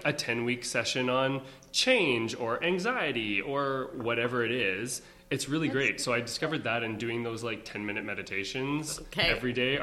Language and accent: English; North Battleford, Saskatchewan, Canada; moved away as an adult; also born or lived in Winnipeg / Stratford; I grew up in North Battleford, Saskatchewan